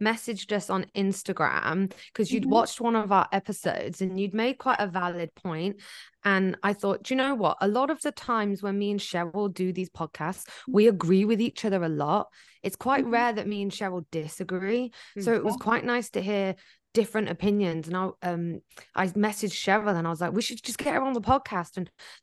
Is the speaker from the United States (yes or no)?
no; United Kingdom; moved away; that's my home country